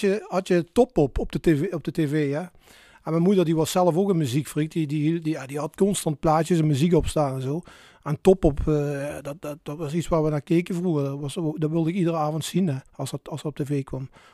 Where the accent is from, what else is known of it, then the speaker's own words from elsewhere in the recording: Maastricht, Limburg, Netherlands; geboren en getogen in Maastricht.